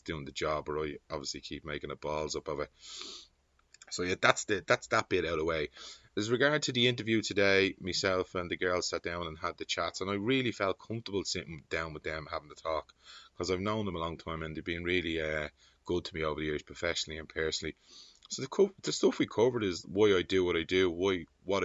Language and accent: English; Dublin, Leinster, Ireland; I'm from the Liberties